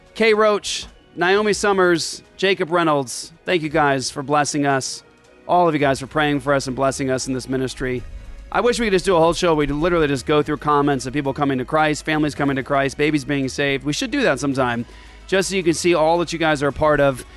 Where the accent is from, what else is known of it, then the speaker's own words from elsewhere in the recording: Japan; moved away; I grew up in Japan